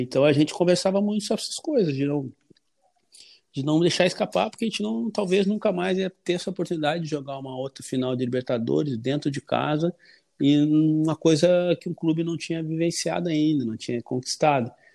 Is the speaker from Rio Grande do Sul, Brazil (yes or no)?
yes; Porto Alegre, Rio Grande do Sul, Brazil; born or raised there